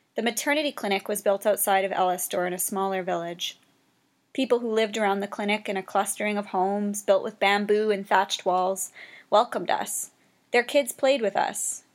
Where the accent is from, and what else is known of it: Canada